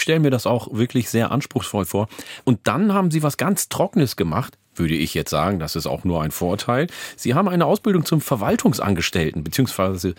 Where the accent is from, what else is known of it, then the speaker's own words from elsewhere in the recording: Ganderkesee, Lower Saxony, Germany; also born or lived in Oldenburg; weil ich in der Mitte aufgewachsen bin, in äh, Falkenburg, in der Gemeinde Gandakesee